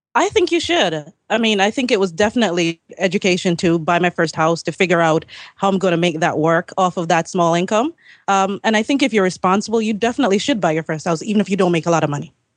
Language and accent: English; Jamaica; moved away as an adult; now in Maryland, United States; I came from Jamaica in ninety-nine